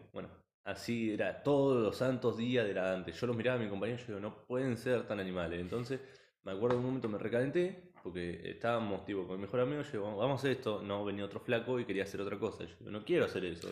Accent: Argentina; also born or lived in Las Flores, Buenos Aires; somos, primero que nada somos de Argentina

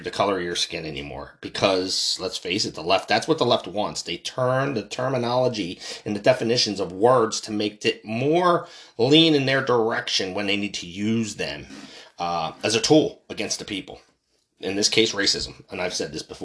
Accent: United States; I'm American. I'm from this country. I was born and raised here in an American hospital.

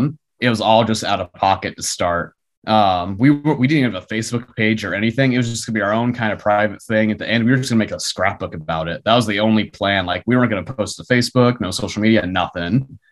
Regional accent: Wahoo, Nebraska, United States; I grew up in Wahoo, Nebraska, which is just 45 minutes west of Omaha, 30 minutes north of Lincoln. So I'm right between the two metropolitan cities. Grew up on a farm for about 10 years or so.

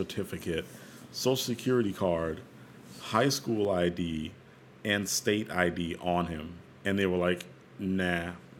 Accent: El Paso, Texas, United States; born there; And it's like, I was born in El Paso.

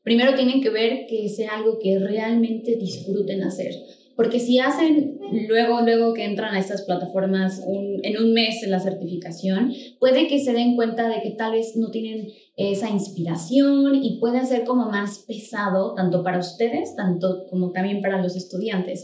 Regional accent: State of Mexico, Mexico; now in Mexico City, Mexico; yo soy del Estado de México, pero actualmente estoy viviendo en la Ciudad de México

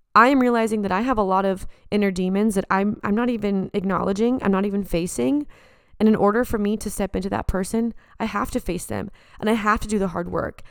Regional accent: San Diego, California, United States; now in Los Angeles, United States; back at my hometown

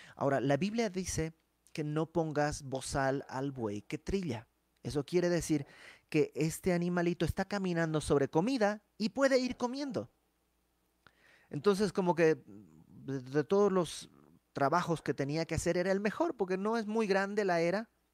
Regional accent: Mexico; moved away; dijéramos en México

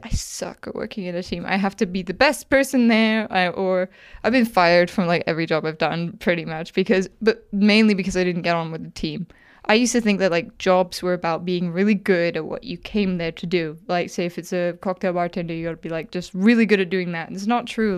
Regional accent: Wales, United Kingdom; moved away; I grew up in Wales.

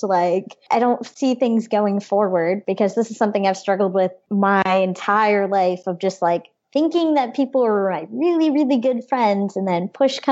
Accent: Mexico, Missouri, United States; I was born in Mexico, Missouri

